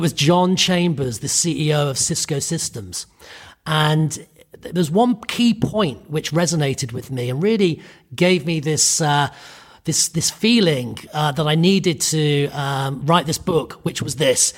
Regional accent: United Kingdom; I'm Irish Italian. I grew up in the U K. So I'm a, I'm British.

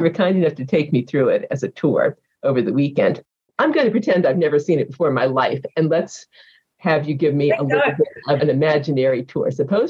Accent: Long Beach, California, United States; Long Beach.

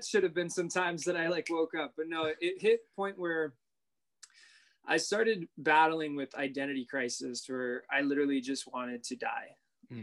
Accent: Miami, Florida, United States; Miami, born and raised. Okay. Still here

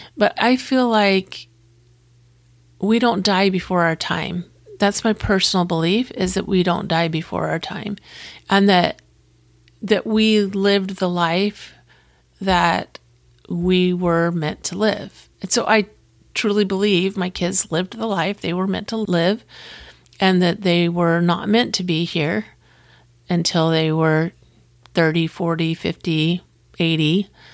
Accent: Florida, United States; I'm from Florida, and I have family all over the state of Florida

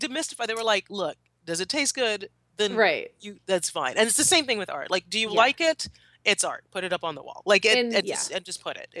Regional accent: Trinidad & Tobago; but also because I'm from Trinidad, because my husband is English, it's sort of a necessity.

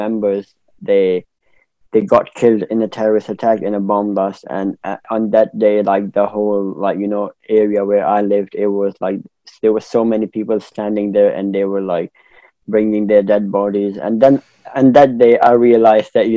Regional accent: Peshawar, Khyber Pakhtunkhwa, Pakistan; So growing up in Pakistan was like a normal life that an Asian or subcontinental kid would have.

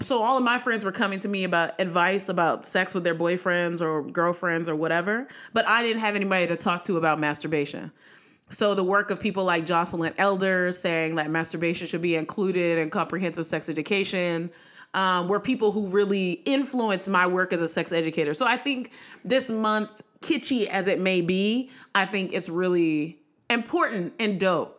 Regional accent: Severn, Maryland, United States; I'm from Severn, Maryland, and no one knows where that is. Anne Arundel County, 45 minutes outside of Baltimore

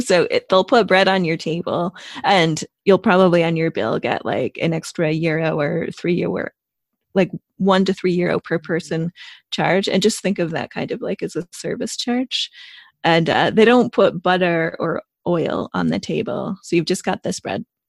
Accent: United States; moved away as an adult; also born or lived in Italy; now in United Kingdom; I'm an American expat who is based in the U K

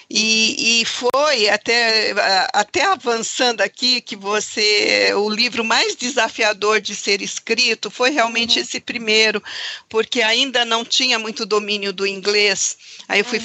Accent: São Paulo, Brazil; also born or lived in Pernambuco; now in Campinas, Brazil; sou pernambucana, uh, vim para São Paulo com apenas nove meses de idade. Então, pouco conheço do meu estado

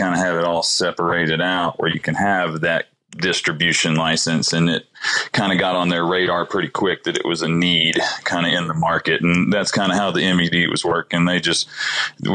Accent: Alabama, United States; now in Colorado, United States; I'm from Alabama

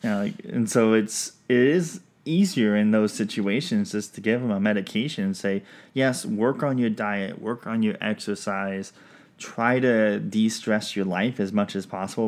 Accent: Pacific Northwest, United States; also born or lived in Washington; now in Georgia, United States; I'm from the Pacific, Pacific Northwest.

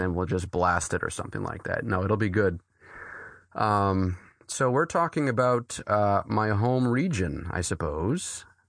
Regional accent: New Hampshire, United States; I grew up here. Uh, I grew up, uh, right, actually, a, a mile down the street from where I pastor

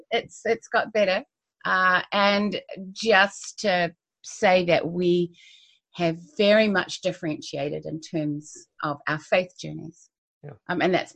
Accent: Christchurch, Canterbury, New Zealand; We grew up in Christchurch, New Zealand, in adjacent wards, and then in a similar and then in the same ward.

